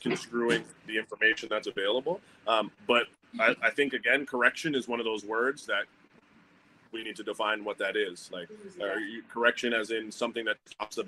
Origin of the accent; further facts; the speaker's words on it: Canada; I'm Canadian